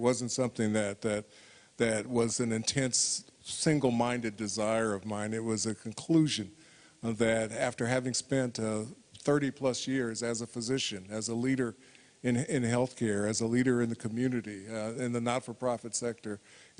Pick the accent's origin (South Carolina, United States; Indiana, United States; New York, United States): Indiana, United States; I am the ratified candidate for governor of my home state. I will be the only African-American candidate for governor on the ballot in the United States in the coming election, the first African-American to get the nomination for this position in Indiana.